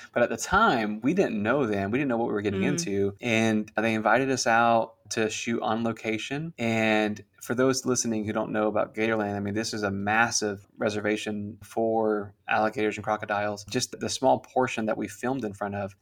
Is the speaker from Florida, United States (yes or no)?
yes; Central Florida, United States; we're from Central Florida